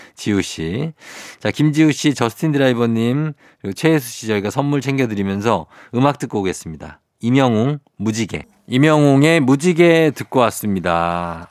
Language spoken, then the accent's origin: Korean; Seoul, South Korea; born or raised there